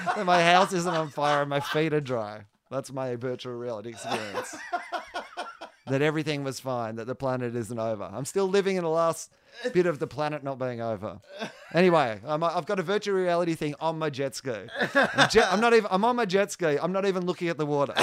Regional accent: Australia; Australian comedians can travel quite well, because we were raised both on the British and American

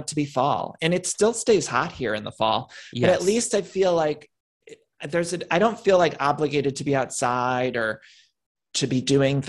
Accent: Midwest, United States; moved away; I'm from the Midwest too

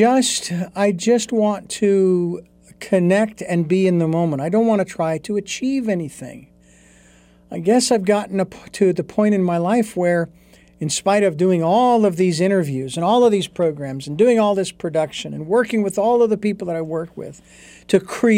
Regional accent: Phoenix, Arizona, United States; moved away as an adult; I was born and raised in Phoenix, Arizona, so I know what intense heat is.

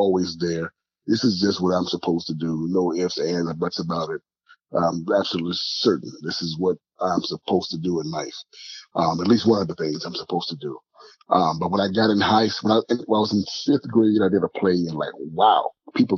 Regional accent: Surry County, Virginia, United States; moved away as an adult; also born or lived in Washington, D.C. / New York / New Jersey; now in Los Angeles, United States; growing up in Surrey County, Virginia

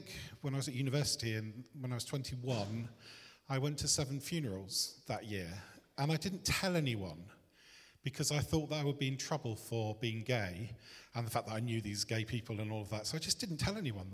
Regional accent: Bristol, South West England, United Kingdom; I was born in Bristol in a working class family just on the outskirts of Bristol.

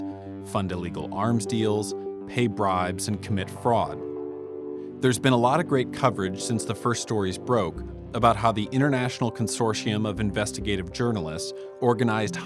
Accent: San Diego, California, United States; I'm from San Diego

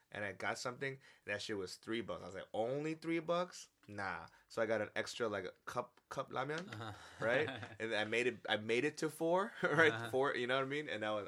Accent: New York City, New York, United States; I don't care where I'm at, I'm from the Bronx, right?

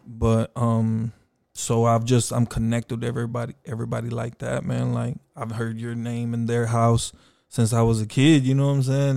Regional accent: Austin, Texas, United States; also born or lived in Houston, Texas / Mexico; I was raised in South Austin since three years old

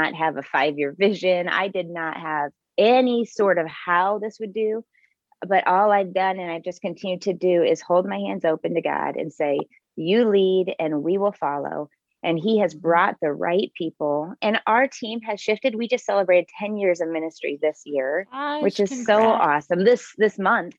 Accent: Bloomington, United States; my hometown of Bloomington

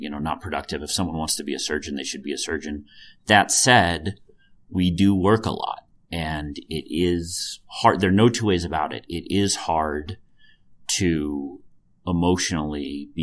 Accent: New York, United States; moved away; I'm from New York and my parents still live in New York

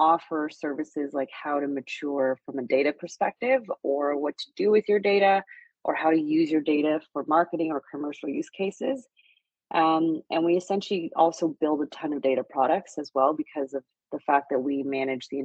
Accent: Vancouver, British Columbia, Canada; moved away as an adult; also born or lived in Xi'an, China / Montreal; now in Toronto, Canada; my parents came to Canada when I was 8 months old. So I grew up in Vancouver

